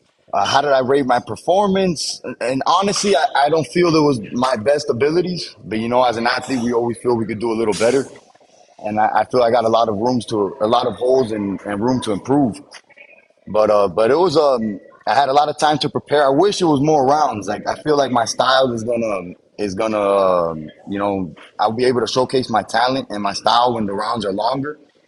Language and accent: English; United States; I'm American, but my pops is Cuban. You know, he's Cuban descent. My mom is like me. Her parents were Cuban, but she was born in L.A.